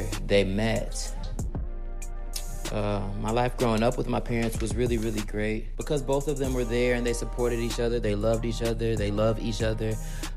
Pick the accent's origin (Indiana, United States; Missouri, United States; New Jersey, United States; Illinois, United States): Illinois, United States; Chicago; I grew up near Austin, Belmont Cragen, also like Division of Pulaski, North Avenue of Pulaski. So west side of Chicago